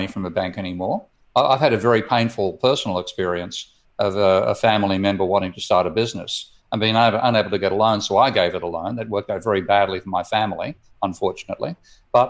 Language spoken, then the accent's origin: English; Australia; my home country of Australia